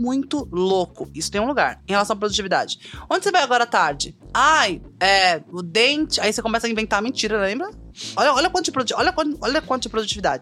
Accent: Northeast Region, Brazil; muito brasileira, nordestina

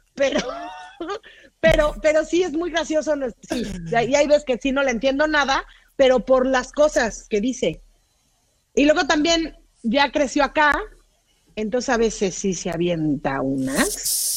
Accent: Mexico; now in Los Angeles, United States; yo soy mexicanísima y en Los Ángeles

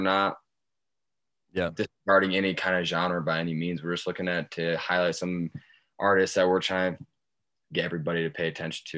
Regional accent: Michigan, United States; I'm from Michigan originally, and I've bounced around my fair share, lived out of the back of my truck

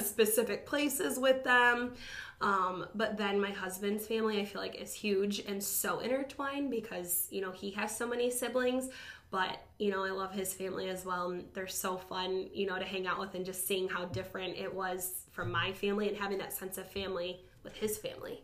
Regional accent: Toledo, Ohio, United States; I was born in Toledo

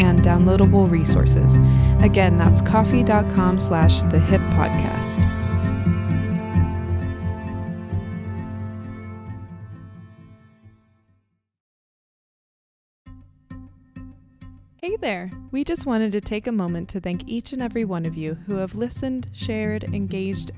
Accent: United States; growing up in America

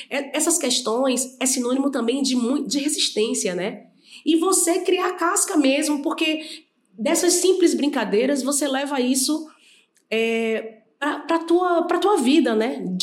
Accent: Feira de Santana, Bahia, Brazil; also born or lived in Rio de Janeiro; eu nasci na Casa de Saúde Santana, que eu costumo dizer isso, mas assim, foi criada no Jardim Acácia. Sim. Depois fui para o Morada do Sol, né?

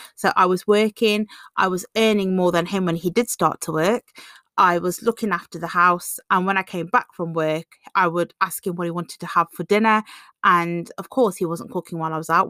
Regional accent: England, United Kingdom; being born and bred in England

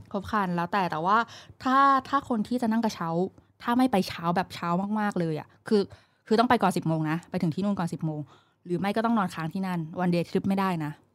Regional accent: Thailand; เราเป็นคนไทย

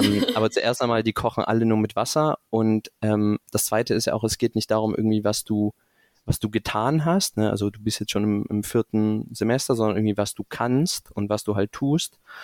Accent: Stuttgart area, Baden-Württemberg, Germany; moved away as an adult; also born or lived in Münster / Rotterdam / Singapore; now in Frankfurt, Germany; bin größtenteils aufgewachsen in der Ecke Stuttgart

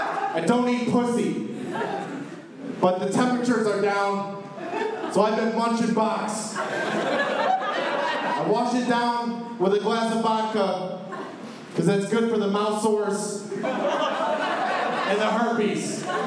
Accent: Chicago, Illinois, United States; I'm from Chicago, so I love Italian beef.

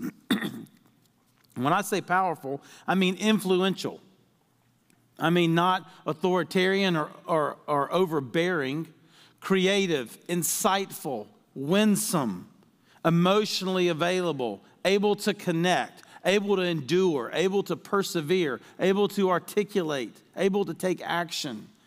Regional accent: Deep South, United States; I was raised in the Deep South

